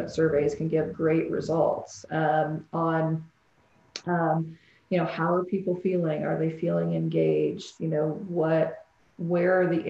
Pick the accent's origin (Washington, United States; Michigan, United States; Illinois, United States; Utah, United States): Illinois, United States; I was born and lived in Illinois a lot of my life